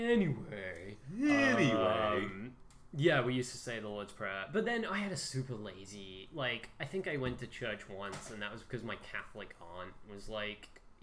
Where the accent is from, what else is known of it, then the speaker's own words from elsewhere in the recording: United Kingdom; as a British person.